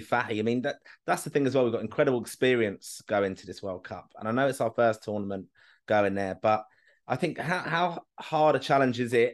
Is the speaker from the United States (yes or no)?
no; Kilkenny, Leinster, Ireland; I'm from Kilk, family's from Kilkenny